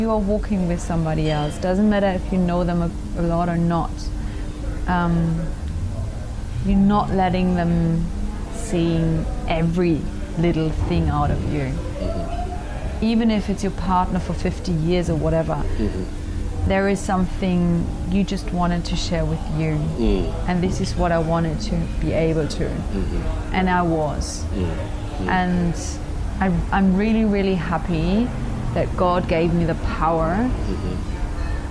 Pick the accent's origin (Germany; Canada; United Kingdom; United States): Germany; I'm from Germany